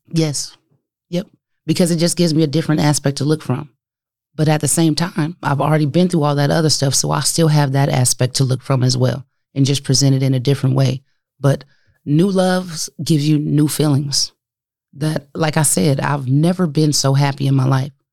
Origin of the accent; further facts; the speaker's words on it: Omaha, Nebraska, United States; also born or lived in Denver; a kid growing up in North Omaha, uh, in the street, no doubt, you know, gang affiliated